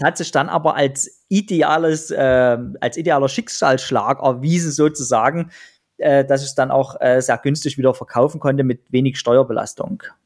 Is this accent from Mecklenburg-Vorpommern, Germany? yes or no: no; Pirna, Saxony, Germany; in Pirna, in meiner Heimatstadt und in Dresden